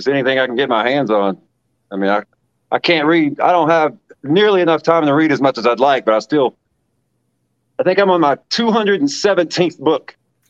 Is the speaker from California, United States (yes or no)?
no; West Virginia, United States; now in Ohio, United States; So, I mean, I'm from West Virginia, but I've lived all over America. And I finally settled down here in Ohio. I've been here since 2013, so almost 9 years now.